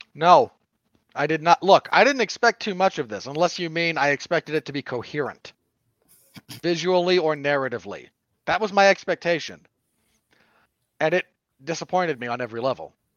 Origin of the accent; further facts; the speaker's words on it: Salt Lake City, Utah, United States; my home state of Salt Lake City.